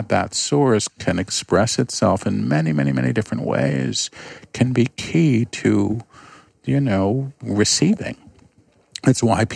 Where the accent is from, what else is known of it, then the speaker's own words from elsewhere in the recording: New York, United States; I'm a New Yorker